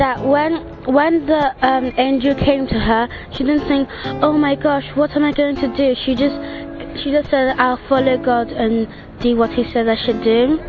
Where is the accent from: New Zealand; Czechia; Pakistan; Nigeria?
Nigeria; I'm from Nigeria. … 10 years old.